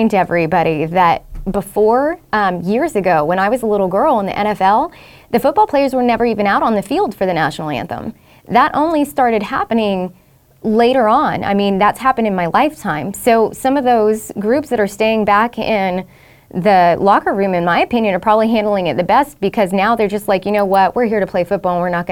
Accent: Southeast Texas, United States; We grew up in Southeast Texas

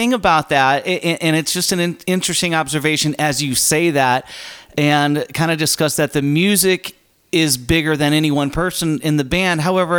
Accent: Chicago, Illinois, United States; I hail from the Chicago area

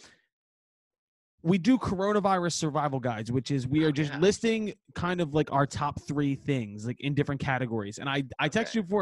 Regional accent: Philadelphia, Pennsylvania, United States; I am from Northeast Philadelphia, born and raised.

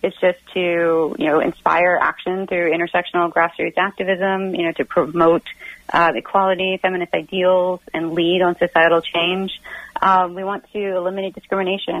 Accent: Austin, Texas, United States; moved away as an adult; now in Virginia, United States; my hometown of Austin, Texas

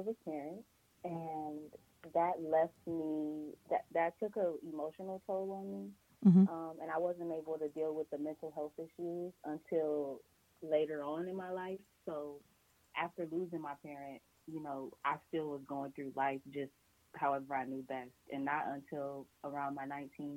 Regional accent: Cleveland, Ohio, United States; I'm from Cleveland, Ohio

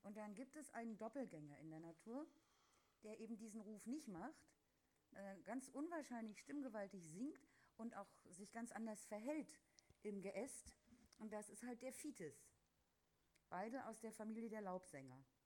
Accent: West Germany, Germany; als Wessi

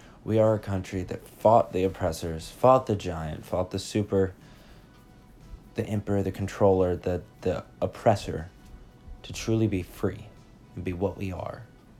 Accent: United States; here in America it's safe. And yet, those of us that have always lived here

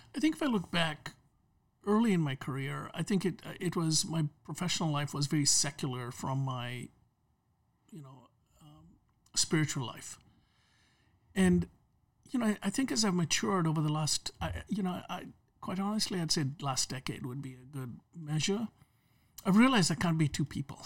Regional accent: Kenya; moved away; I grew up in Kenya, uh, under the British colony system

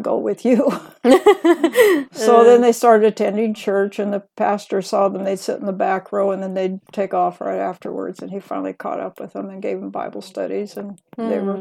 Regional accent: Corvallis, Oregon, United States; I was born in Corvallis, Oregon

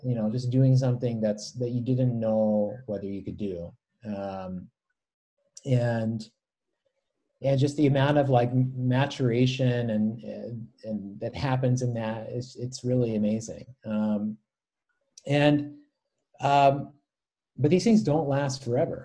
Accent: United States; I have felt more like more of an American

